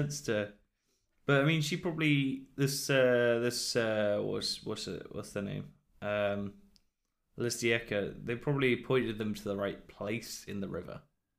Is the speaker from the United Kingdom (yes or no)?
yes; United Kingdom; No, we're British. We just draw a line on a map and then say that's done.